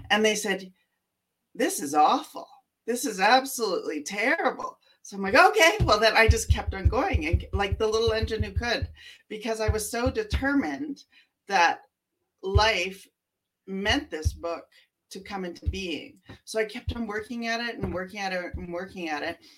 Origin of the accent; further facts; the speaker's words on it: Canada; And I, I'm from Canada. I've lived in almost every major center in Canada.